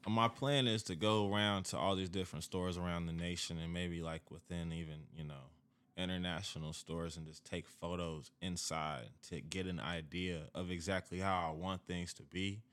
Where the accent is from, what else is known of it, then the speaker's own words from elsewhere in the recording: Kansas City, Missouri, United States; moved away as an adult; now in Dallas, United States; I'm a brand from Kansas City. I'm living now in Dallas, but I'm all over the place.